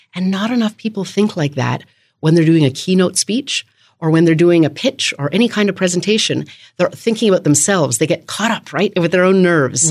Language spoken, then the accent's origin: English; Canada; also born or lived in Winnipeg, Manitoba; now in Washington, D.C., United States; I am from Canada